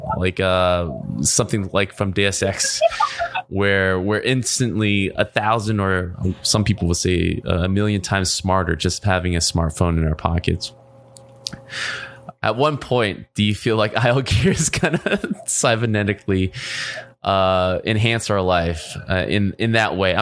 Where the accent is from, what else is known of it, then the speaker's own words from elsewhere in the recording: Orange County, California, United States; also born or lived in San Francisco / Los Angeles; I grew up in Orange County